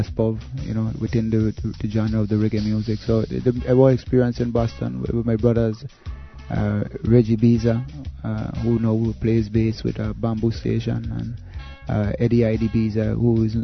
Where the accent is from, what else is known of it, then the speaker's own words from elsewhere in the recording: U.S. Virgin Islands; Being raised in the Virgin Islands, at least the United States Virgin Islands, which is a territory of the United States